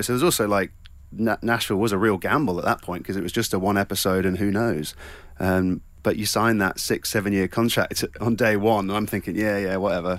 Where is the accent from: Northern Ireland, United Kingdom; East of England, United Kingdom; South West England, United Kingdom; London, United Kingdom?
South West England, United Kingdom; Cornwall